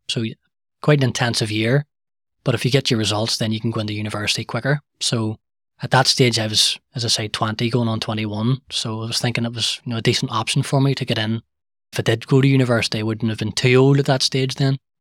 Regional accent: Belfast, Northern Ireland, United Kingdom; I was born and, and raised in the Shingle

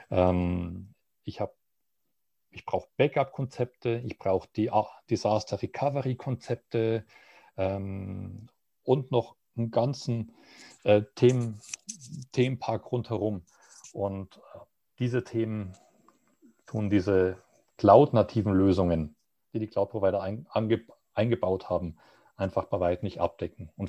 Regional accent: Munich, Bavaria, Germany; als Münchner werde ich dann vermutlich Frankfurt nehmen

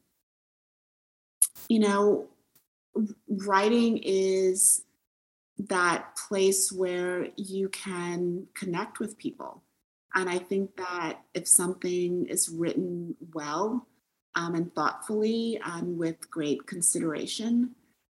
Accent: Detroit, Michigan, United States; moved away as an adult; I grew up in Detroit

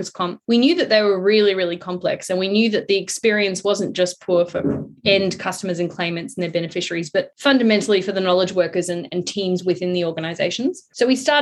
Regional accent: South Africa; now in Sydney, Australia; I'm South African.

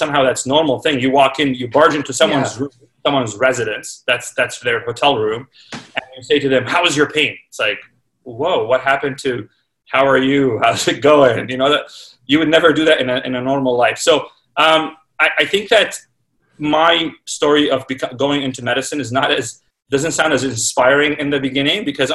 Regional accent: Toronto, Ontario, Canada; moved away as an adult; also born or lived in Baltimore / New York / Chicago / Kingston; now in Saskatoon, Canada; I grew up in Toronto

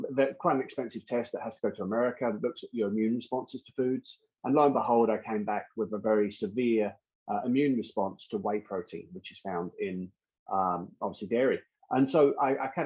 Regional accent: London, United Kingdom; I'm originally from London

